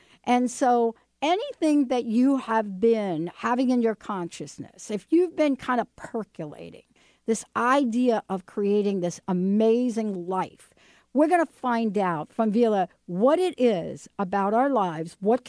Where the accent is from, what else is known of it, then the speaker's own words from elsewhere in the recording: East Coast, United States; You know, I grew up on the East Coast and we used to fish for these fish